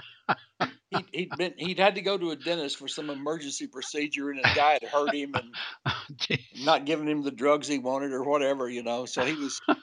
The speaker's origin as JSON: {"language": "English", "town": "Huntsville", "region": "Alabama", "country": "United States", "tie": "born or raised there", "moved": "yes", "said": "my hometown of Huntsville, Alabama. I didn't live there anymore"}